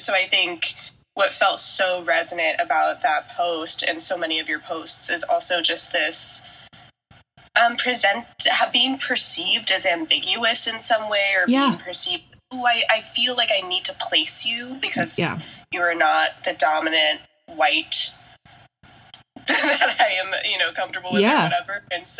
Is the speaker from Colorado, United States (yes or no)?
yes; Colorado, United States; now in Brooklyn, New York, United States; I was born in Colorado. Yep. Yeah. I was raised here.